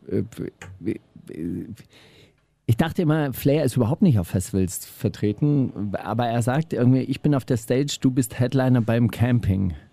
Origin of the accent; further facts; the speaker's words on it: Baden-Württemberg, Germany; gesagt, also bei äh, in, in Schwaben, da wo ich herkomme, sagt man, äh, wenn man auf der Straße ist, dann ist man auf der Gasse.